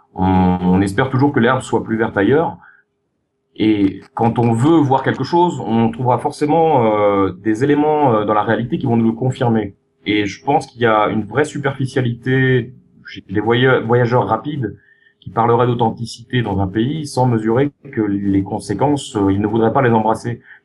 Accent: France; moved away; en tant que Français, j'hérite d'une histoire qui a fait de nous des privilégiés

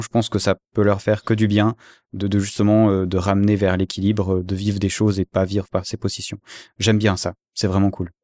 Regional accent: Switzerland; je suis suisse

